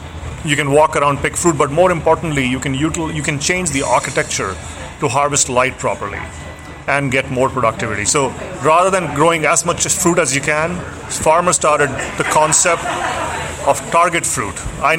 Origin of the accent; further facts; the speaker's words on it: India; now in Pullman, United States; I'm from India, and a lot of the pulses that we eat back in India are grown here.